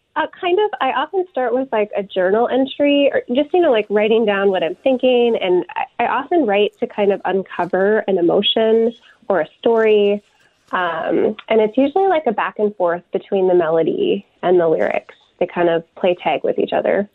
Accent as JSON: {"language": "English", "town": "Tucson", "region": "Arizona", "country": "United States", "tie": "born or raised there", "also_born_or_lived": "Durban, South Africa / Seattle", "moved": "as an adult", "lives_now": "Minneapolis, United States", "said": "I grew up in Tucson and then I moved to the Twin Cities for college"}